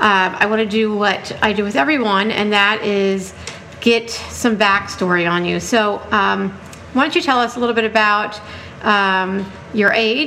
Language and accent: English; Ellicott City, Maryland, United States; my hometown here in Ellicott City